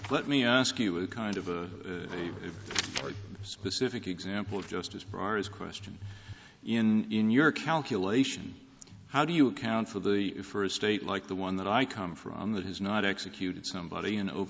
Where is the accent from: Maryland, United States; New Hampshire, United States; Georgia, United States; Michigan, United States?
New Hampshire, United States; I'm from New Hampshire